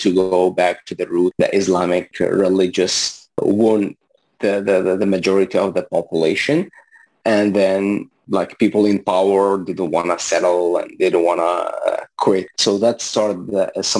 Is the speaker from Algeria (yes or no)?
yes; Algeria; English is a second language; moved away as an adult; also born or lived in Libya; now in Montreal, Canada; originally, I'm from Algeria. So I was born there and raised there